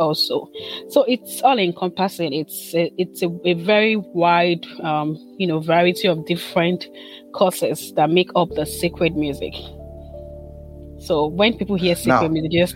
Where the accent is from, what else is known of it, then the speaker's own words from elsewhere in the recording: Aboh, Delta, Nigeria; moved away as an adult; also born or lived in Umunoha, Imo State, Nigeria / Nsukka, Enugu State, Nigeria; now in Notre Dame, United States; I'm from Imo State, Nigeria, Umunoha precisely, in Mbitoli local government area. I grew up in Nigeria, studied in, I was born in Abo Delta State, and I did my primary and secondary school in Abo